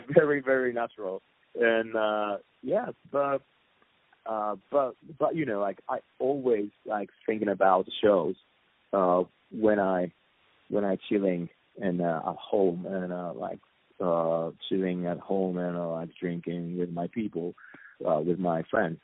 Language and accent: English; Japan; English is a second language